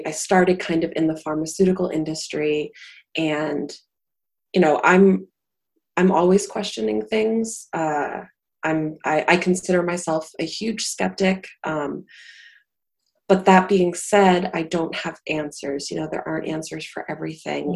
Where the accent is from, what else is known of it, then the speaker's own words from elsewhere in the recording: Salem, Massachusetts, United States; I grew up in Salem, which is, you know, witch central